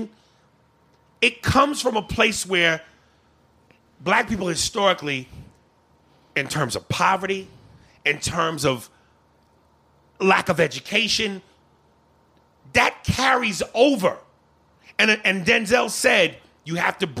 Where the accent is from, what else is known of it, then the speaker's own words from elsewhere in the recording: New York, United States; I'm from New York, I'm a nigga, I'm a black dude